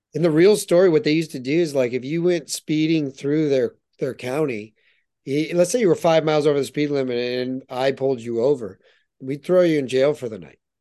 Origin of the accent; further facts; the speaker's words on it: United States; moved away as an adult; now in Canada; I'm an American born and raised, you know, through and through